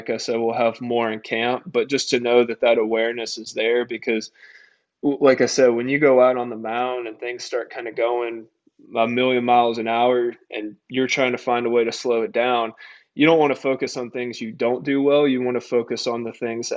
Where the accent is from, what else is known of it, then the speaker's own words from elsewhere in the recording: Tennessee, United States; moved away as an adult; now in Greenville, United States; I grew up in Tennessee